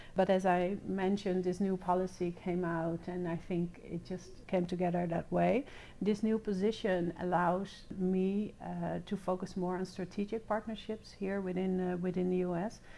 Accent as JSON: {"language": "English", "town": "The Hague", "region": "South Holland", "country": "Netherlands", "tie": "born or raised there", "also_born_or_lived": "Wiscasset, Maine", "moved": "as an adult", "lives_now": "United States", "said": "I was born and raised in uh, in The Hague, in the Netherlands"}